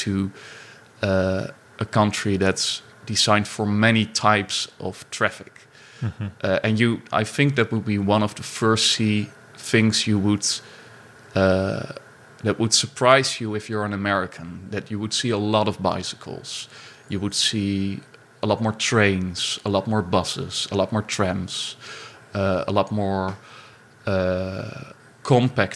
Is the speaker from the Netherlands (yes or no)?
yes; Netherlands; we grew up in the Netherlands, in a city close to the coast, so close to the sea